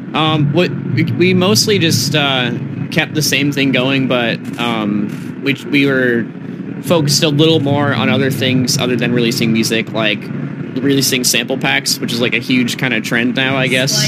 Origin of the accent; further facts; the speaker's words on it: Massachusetts, United States; moved away as an adult; now in Los Angeles, United States; I am from Massachusetts